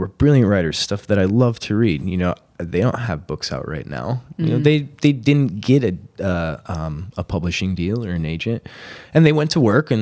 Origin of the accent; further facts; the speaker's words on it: Wisconsin, United States; I'm from Wisconsin